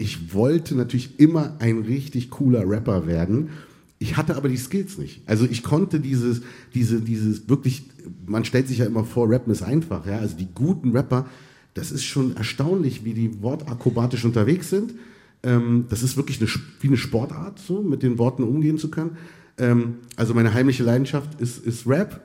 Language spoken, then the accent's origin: German; Berlin, Germany; born or raised there; also born or lived in Tunisia / Egypt